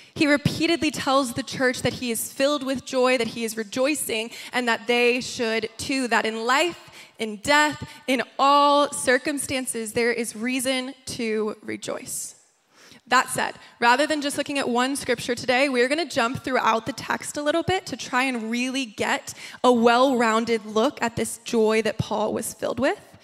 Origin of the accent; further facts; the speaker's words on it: New York, United States; moved away as an adult; also born or lived in Nashville, Tennessee; now in Los Angeles, United States; I grew up in New York, and then I went to college in Nashville, Tennessee